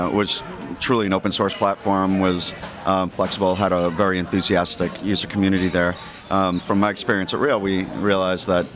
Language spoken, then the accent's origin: English; Boston, Massachusetts, United States; moved away as an adult; also born or lived in California / Seattle; now in Silicon Valley, United States; I'm from Boston, and I went to school out there